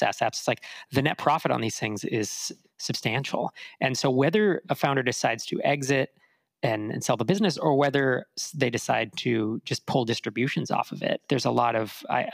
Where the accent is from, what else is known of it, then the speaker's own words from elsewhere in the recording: Bay Area, California, United States; moved away as an adult; also born or lived in Sacramento; I grew up in the Bay Area until, I'm trying to think, it was the mid-90s, and then I went to college in Sacramento